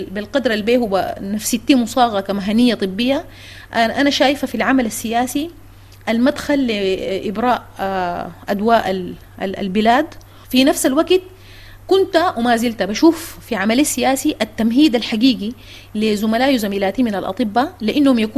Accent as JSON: {"language": "Arabic", "country": "Sudan", "said": "أستاذ عاطف نحن مواطنين سودانيين"}